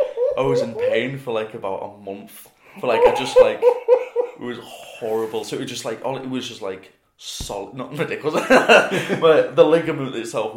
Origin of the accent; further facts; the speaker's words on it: Barrow-in-Furness, North West England, United Kingdom; moved away; I'm back in my hometown in Barrow in Furness